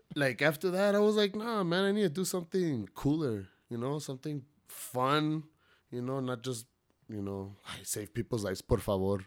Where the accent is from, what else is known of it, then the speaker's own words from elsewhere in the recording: El Paso, Texas, United States; I'm, I'm from Central El Paso, you know, born and raised.